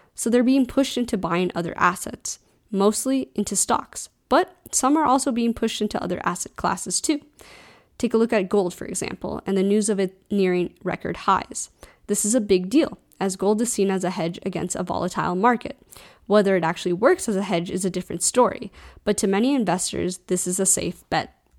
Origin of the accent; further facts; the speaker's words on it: United States; as an American